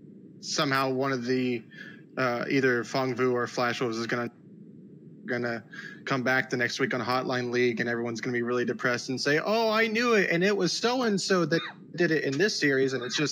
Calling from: Houston, Texas, United States; Houston, Texas.

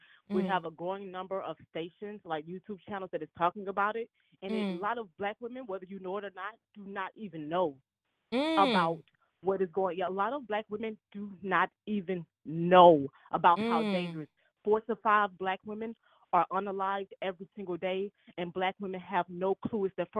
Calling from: Atlanta, Georgia, United States

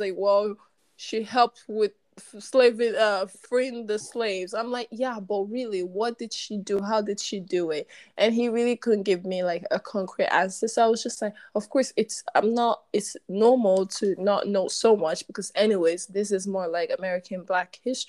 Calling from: Warsaw, Masovian Voivodeship, Poland; Okay, and I'm obviously speaking from Warsaw, Poland.

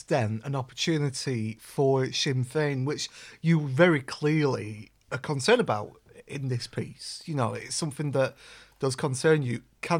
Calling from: Salford, North West England, United Kingdom; It sounds like Keir Starmer in the Labour Party over here, because obviously I'm speaking from Salford.

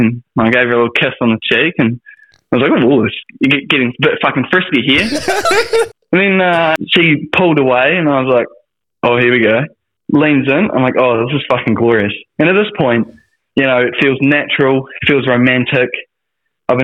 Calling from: Wellington, New Zealand; I'm calling from Wellington, New Zealand.

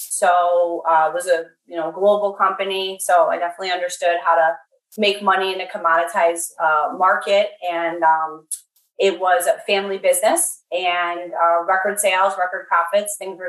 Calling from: Western New York State, United States; I'm calling from Western New York State. And so I'm at work. Gentech Scientific is located in Arcade, New York. So that's about 40 miles south of Buffalo, and it's a rural community.

